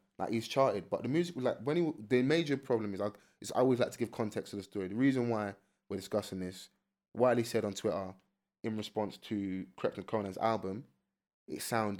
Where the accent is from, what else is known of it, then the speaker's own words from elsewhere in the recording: London, United Kingdom; And I'm from South.